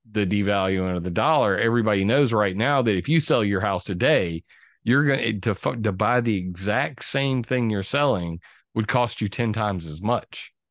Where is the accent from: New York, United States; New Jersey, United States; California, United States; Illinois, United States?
California, United States; born there; I was born on Vandenberg Air Force Base, moved into a trailer park.